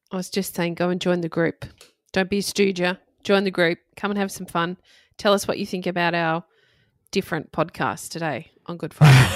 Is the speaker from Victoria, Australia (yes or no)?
no; Redcliffe, Queensland, Australia; I grew up on the Redcliffe Peninsula in Brisbane or near Brisbane